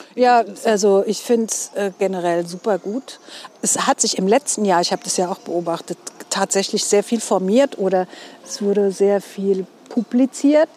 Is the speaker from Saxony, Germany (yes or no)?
no; Mainz, Rhineland-Palatinate, Germany; accent: Mainzerisch; ich bin auch echt ein Mainzer Mädchen